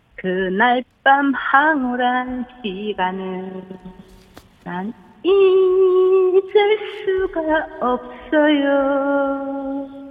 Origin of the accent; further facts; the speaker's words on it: Jinju, South Gyeongsang, South Korea; accent: Gyeongsang dialect; 제가 고향이 진주예요